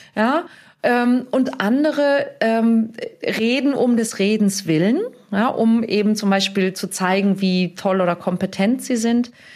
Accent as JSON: {"language": "German", "region": "Hamburg", "country": "Germany", "tie": "born or raised there", "said": "in meiner Heimatstadt Hamburg"}